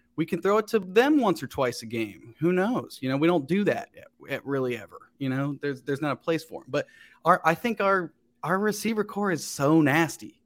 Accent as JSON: {"language": "English", "town": "Cincinnati", "region": "Ohio", "country": "United States", "tie": "born or raised there", "also_born_or_lived": "West Chester, Ohio / Chicago / New York", "moved": "as an adult", "lives_now": "Los Angeles, United States", "said": "I grew up in Cincinnati"}